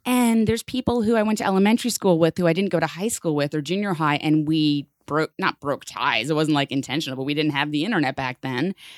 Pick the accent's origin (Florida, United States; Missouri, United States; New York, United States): New York, United States; New York City; growing up in the Bronx in New York City public school